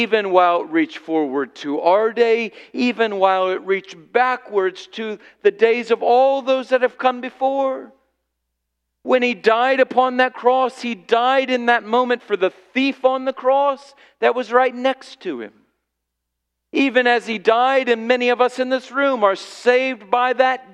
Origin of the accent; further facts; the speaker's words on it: Illinois, United States; I grew up in Illinois